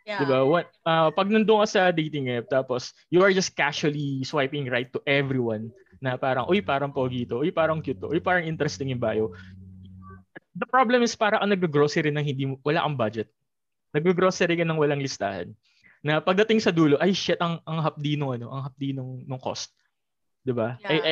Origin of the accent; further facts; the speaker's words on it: Muntinlupa, Metro Manila, Philippines; I'm from Muntinlupa.